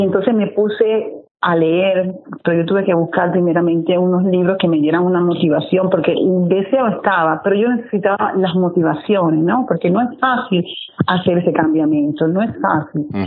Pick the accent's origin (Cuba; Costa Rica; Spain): Cuba; Santiago de Cuba; moved away as an adult; now in Udine, Italy; yo soy original de Cuba, de Santiago de Cuba, y vivo en Italia hace casi 20 años